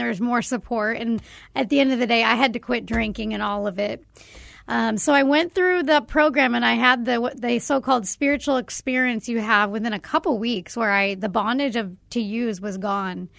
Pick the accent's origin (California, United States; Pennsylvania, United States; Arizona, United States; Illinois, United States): Arizona, United States; growing up in Arizona